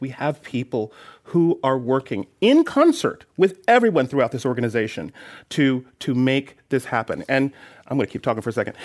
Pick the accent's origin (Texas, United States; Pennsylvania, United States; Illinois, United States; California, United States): California, United States; Oakland; poor black child from Oakland